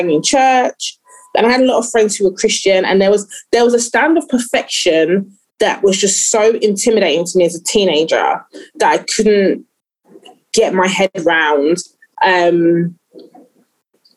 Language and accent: English; London, United Kingdom; I grew up in East London